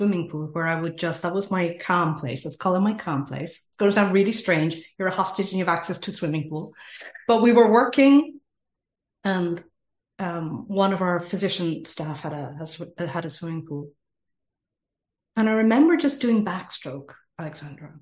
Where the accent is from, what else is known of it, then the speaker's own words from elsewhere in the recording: Ireland; accent: Irish; moved away as an adult; also born or lived in Middle East; I am from Ireland, as you can probably hear in the accent. I have lived all around the world, including the Middle East, for 25 years.